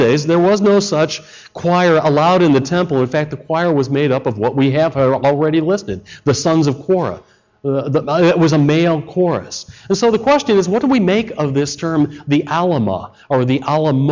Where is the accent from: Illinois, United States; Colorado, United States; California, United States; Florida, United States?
Illinois, United States; Chicago; I come from Chicago.